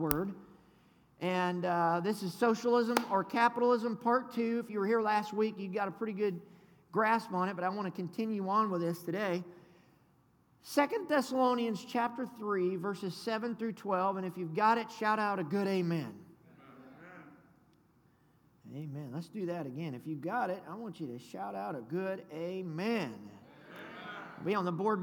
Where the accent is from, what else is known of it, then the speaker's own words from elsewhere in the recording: the South, United States; I'm from the South. Good Southern boy